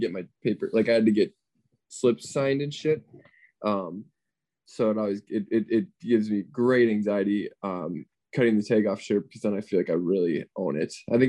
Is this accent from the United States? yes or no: yes; Minnesota, United States; moved away; I'm back in my hometown in Minnesota.